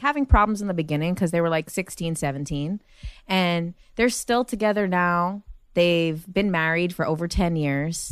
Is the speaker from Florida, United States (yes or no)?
no; Jersey City, New Jersey, United States; moved away as an adult; now in Los Angeles, United States; we grew up in Jersey City